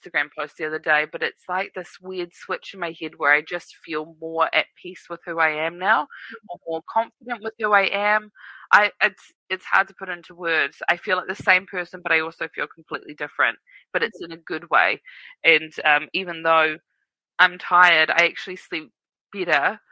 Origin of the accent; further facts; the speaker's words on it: Wellington, New Zealand; now in Auckland, New Zealand; I'm from Wellington.